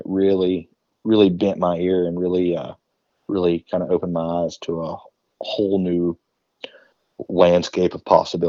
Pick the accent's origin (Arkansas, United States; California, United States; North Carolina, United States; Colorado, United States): Arkansas, United States; growing up in Arkansas